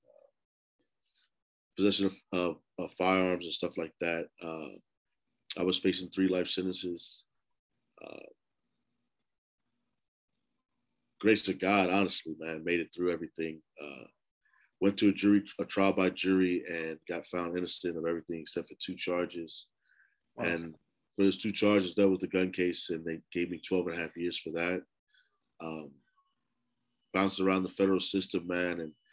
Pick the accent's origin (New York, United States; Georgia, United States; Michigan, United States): New York, United States; New York City; I grew up in Lower East Side, New York, man, in Smith Projects